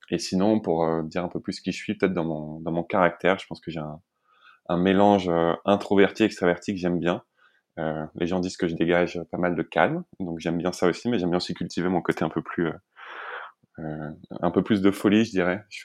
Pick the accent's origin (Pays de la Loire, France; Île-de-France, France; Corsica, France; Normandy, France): Île-de-France, France; also born or lived in Lesquin / Montbéliard; Euh, je viens plutôt d'Île-de-France, même si j'ai pas mal déménagé quand, quand j'étais petit. J'habitais dans le nord à Léquin et dans l'est à, Montbéliard.